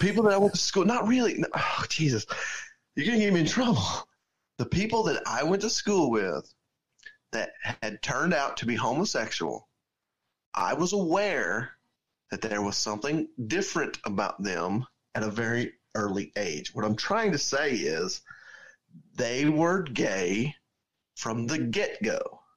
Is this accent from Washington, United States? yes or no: no; Georgia, United States; we're from different towns in Georgia